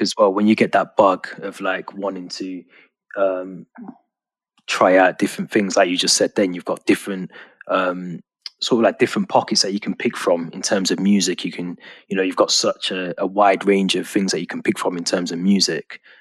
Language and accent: English; Birmingham, West Midlands, United Kingdom; moved away as an adult; now in Liverpool, United Kingdom; I'm from Birmingham originally, so um, okay. I live in Liverpool now. So I grew up in um, Quinton